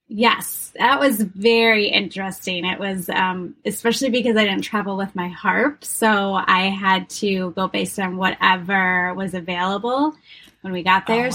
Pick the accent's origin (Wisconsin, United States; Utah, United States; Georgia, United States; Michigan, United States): Wisconsin, United States; moved away as an adult; also born or lived in Rochester, New York / Pittsburgh / West Coast; I'm originally from Wisconsin. Um, grew up there